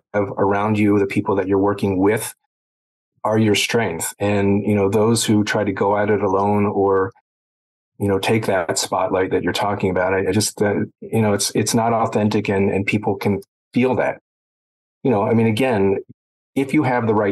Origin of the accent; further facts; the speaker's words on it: Baltimore, Maryland, United States; I grew up in Baltimore